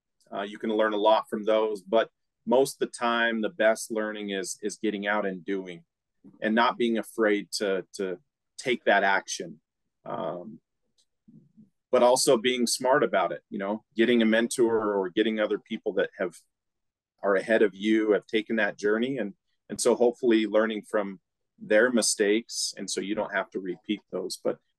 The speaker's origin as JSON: {"language": "English", "town": "Preston", "region": "Idaho", "country": "United States", "tie": "born or raised there", "said": "Yeah, Preston, for those that don't know, is a really small town, you know, one stoplight type town. it was good."}